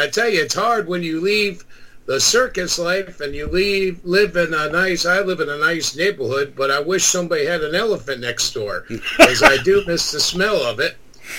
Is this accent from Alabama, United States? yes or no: no; Newburgh, New York, United States; also born or lived in Poughkeepsie, New York; I grew up in the Hudson Valley. I was born in Poughkeepsie and lived in Newburgh.